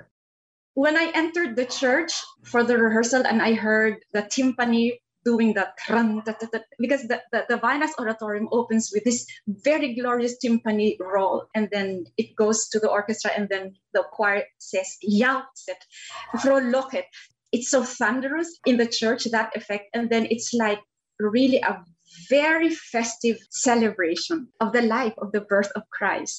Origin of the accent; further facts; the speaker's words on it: Philippines; a Filipina soprano